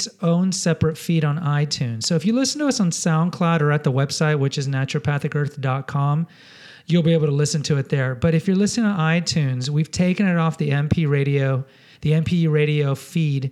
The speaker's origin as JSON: {"language": "English", "town": "Houston", "region": "Texas", "country": "United States", "tie": "born or raised there", "lives_now": "San Antonio, United States", "said": "I grew up in Houston"}